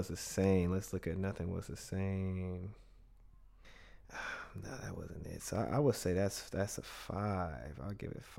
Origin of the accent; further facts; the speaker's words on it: West Coast, United States; I'm from the West Coast